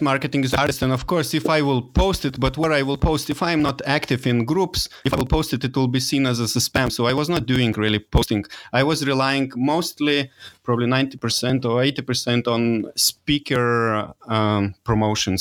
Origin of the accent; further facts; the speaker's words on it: Lithuania; English is a second language; moved away; also born or lived in Dresden; I'm from Lithuania, so it, I'm not an English native speaker